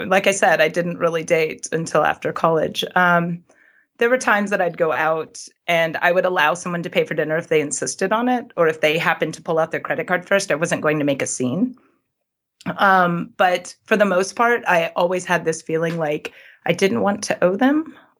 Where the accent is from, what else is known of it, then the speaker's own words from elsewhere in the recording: Sweden; Yes, the things that are happening today that are public, I know you've talked about the problems in Sweden with feminism. Those issues I saw those when I was younger, when I was a teenager